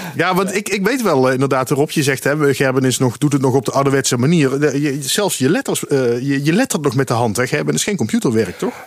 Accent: Dutch Limburg, Netherlands; ik ben zelf ook een Limburger, maar dan van Nederlands Limburg

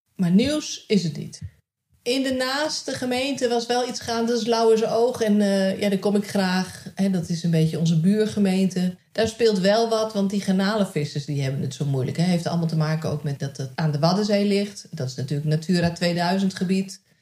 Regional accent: Nijkerk, Gelderland, Netherlands; moved away; wij uit Nijkerk zijn weggegaan

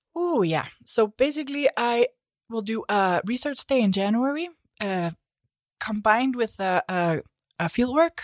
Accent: Iceland; moved away; I come from Iceland

